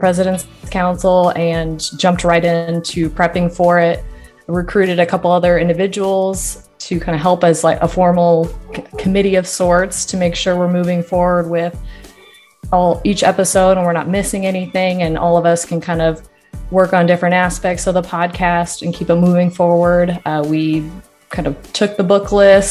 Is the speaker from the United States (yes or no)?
yes; Lincoln, Nebraska, United States; moved away as an adult; also born or lived in Texas / Minnesota; I grew up in Lincoln, Nebraska, where I'm currently at now